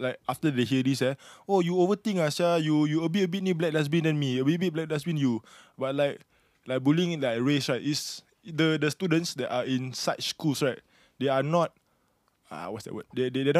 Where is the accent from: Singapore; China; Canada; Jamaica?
Singapore; born or raised there